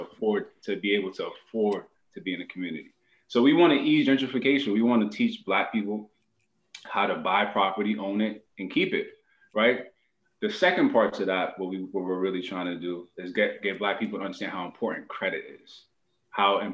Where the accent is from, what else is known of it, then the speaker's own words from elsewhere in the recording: Boston, Massachusetts, United States; originally born and raised in Boston, Dorchester area